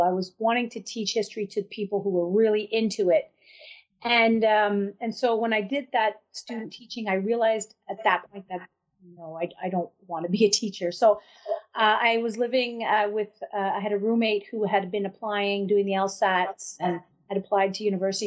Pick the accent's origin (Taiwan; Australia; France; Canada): Canada; a reserve in the Madawaska community, New Brunswick; also born or lived in Boston, Massachusetts, United States; I was born in Boston, Massachusetts, and um, but my grandfather fell ill, so they uh, my des- my dad decided to move back with uh, with the whole family. So, and I was three years old at the time. So we moved back in 1971, and uh, I grew up on a reserve